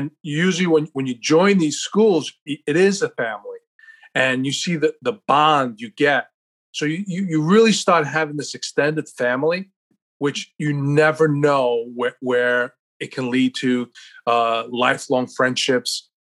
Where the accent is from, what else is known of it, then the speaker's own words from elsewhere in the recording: United States; growing up in America